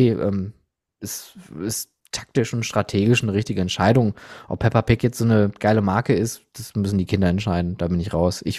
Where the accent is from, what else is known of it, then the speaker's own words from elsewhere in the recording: Germany; als Deutscher sagen wir Ocker